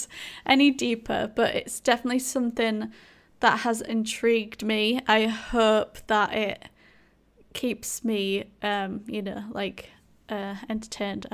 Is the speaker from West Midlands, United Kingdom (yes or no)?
no; Yorkshire and the Humber, United Kingdom; accent: thick Yorkshire; my thick Yorkshire accent